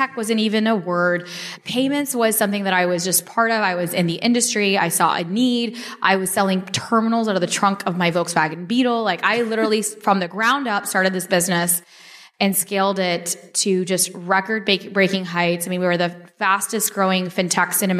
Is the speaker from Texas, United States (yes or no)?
yes; Dallas, Texas, United States; also born or lived in Chicago; I was born in Chicago. I grew up in Dallas.